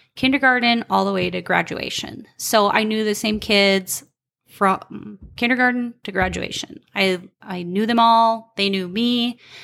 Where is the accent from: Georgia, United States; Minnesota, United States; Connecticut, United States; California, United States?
Minnesota, United States; Albany; moved away; also born or lived in Colorado; I grew up in Albany, Minnesota